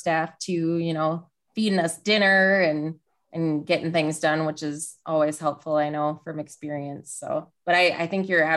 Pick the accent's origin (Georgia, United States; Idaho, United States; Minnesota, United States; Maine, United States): Minnesota, United States; I'm from Minnesota, so I've seen every kind of snow there is